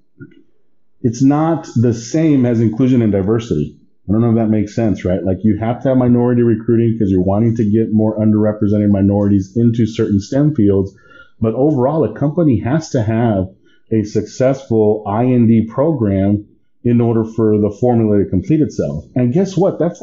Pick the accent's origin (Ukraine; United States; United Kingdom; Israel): United States; Texas; moved away as an adult; also born or lived in Baton Rouge, Louisiana; I didn't grow up in Mexico. My parents did, but I've been in San, I was born in the United States, in Texas.